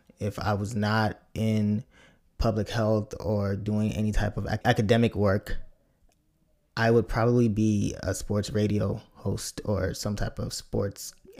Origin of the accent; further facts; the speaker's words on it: Nigeria; as a kid growing up, it was always good to watch and see someone with a name that was Nigerian. And as a Nigerian, I could tell.